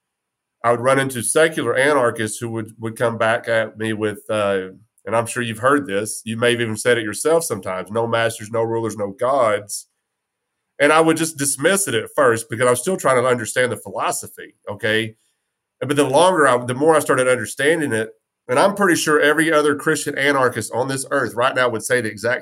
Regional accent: West Texas, United States; I'm from West Texas

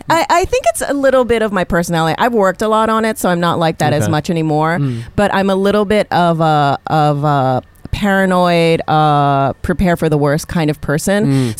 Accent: Hawaii, United States; now in New York, United States; growing up in Hawaii because the experience is you are the majority.

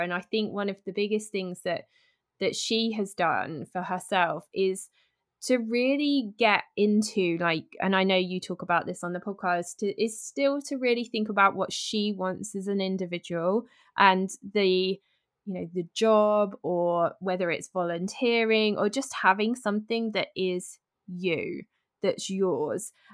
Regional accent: United Kingdom; I'm British

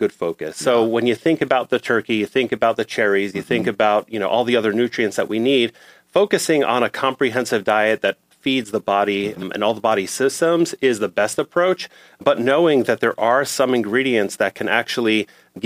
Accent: New York City, New York, United States; I grew up in New York City

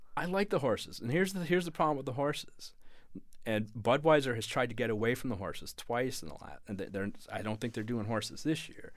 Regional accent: Louisiana, United States; moved away as an adult; also born or lived in New York; I'm from Louisiana. I'm a Saints fan

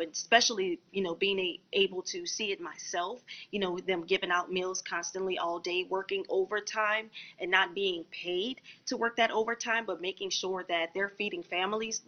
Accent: New Orleans, Louisiana, United States; I'm also from New Orleans, Louisiana, born and raised

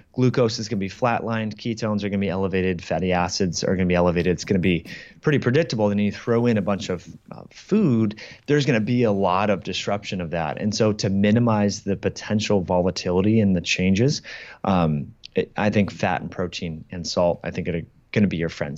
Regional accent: Kirkland, Washington, United States; a place here in Kirkland, uh, in my hometown that I used to go

